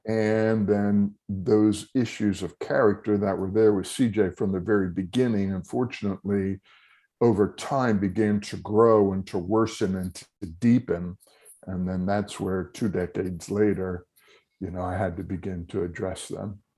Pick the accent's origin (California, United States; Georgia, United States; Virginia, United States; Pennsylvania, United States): Pennsylvania, United States; Telford; I was born and raised in Telford